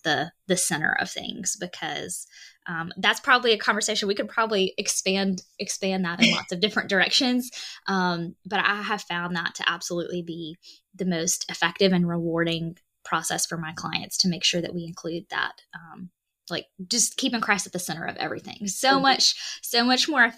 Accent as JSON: {"language": "English", "region": "Alabama", "country": "United States", "said": "I am a Southern girl. I'm from Alabama"}